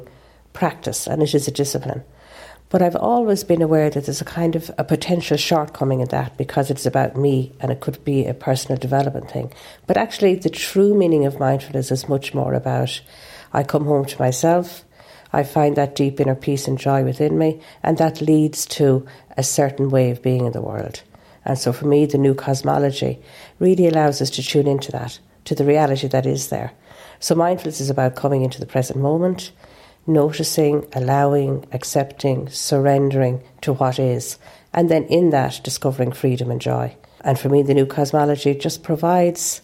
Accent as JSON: {"language": "English", "country": "Ireland", "said": "I'm an Irish Catholic. It's in my genes"}